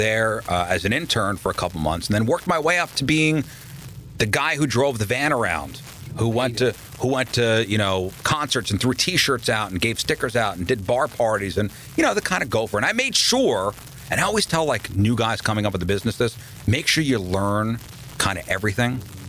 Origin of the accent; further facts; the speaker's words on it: Queens, New York, United States; I was born in Queens, Flushing, Queens.